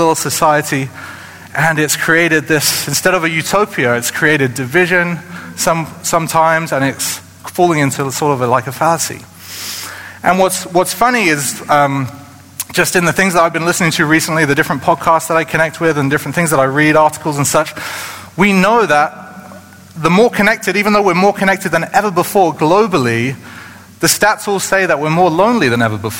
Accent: United Kingdom; moved away; in the United Kingdom, where I come from

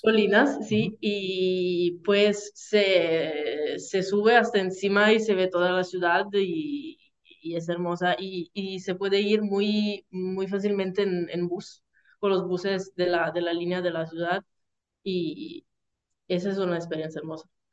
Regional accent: Salento, Apulia, Italy; Spanish is a second language; moved away as an adult; now in Bologna, Italy; soy del Salento

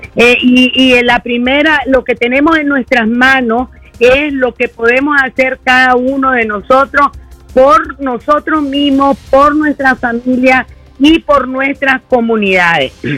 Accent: León, Nicaragua; soy leonesa de pura cepa

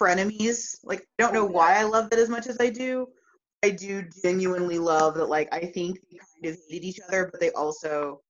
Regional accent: North Texas, United States; now in San Antonio, United States; even though I'm from Texas, I'm from North Texas. And like, that has really shaped me.

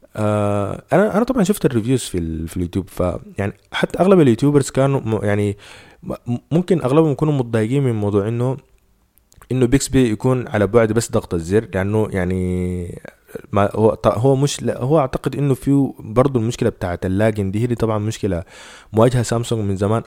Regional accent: Sudan; إحنا هنا عندنا في السودان

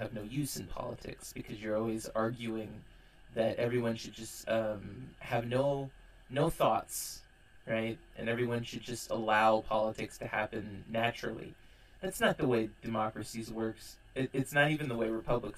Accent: California, United States; my home state in California

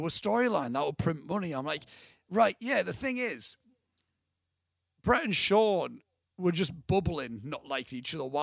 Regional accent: South Africa; now in United Kingdom; oh, ah, because I'm from South Africa, and that's like, got like quite like a surfing place.

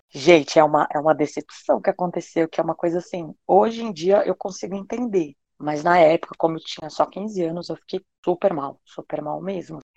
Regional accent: São Paulo, Brazil; eu tenho 29 anos e sou de São Paulo

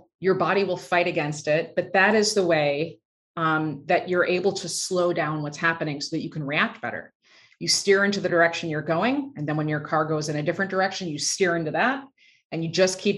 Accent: just outside of Chicago, Illinois, United States; I grew up just outside of Chicago

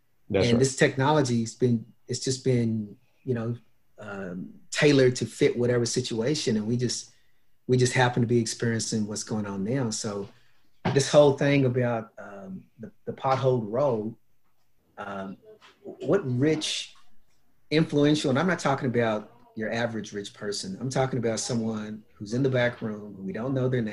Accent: United States; I'm from the States.

